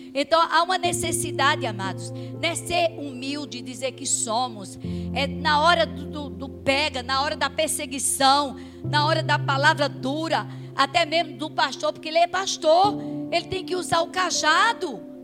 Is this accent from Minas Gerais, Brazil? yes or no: no; Campina Grande, Paraíba, Brazil; moved away; a igreja lá da, da minha terra, é um tempo que é, entra na frente e sai atrás, é, sai noutra avenida. Não sei se alguém conhece a Igreja Congregacional de Campina Grande